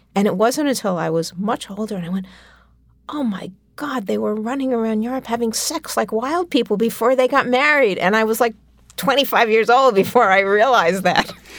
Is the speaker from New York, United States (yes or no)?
yes; New York City, New York, United States; I grew up on the Upper West Side of Manhattan